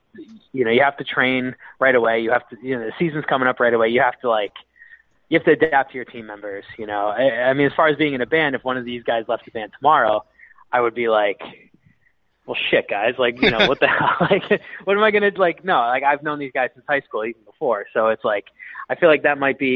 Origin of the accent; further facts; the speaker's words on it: Philadelphia, Pennsylvania, United States; I was born on Broad Street in Philadelphia